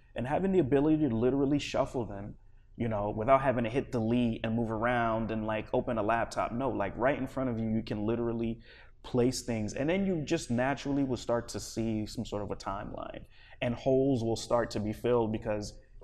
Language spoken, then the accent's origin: English; East Coast, United States; also born or lived in Liberia; now in Los Angeles, United States; I grew up primarily on the East Coast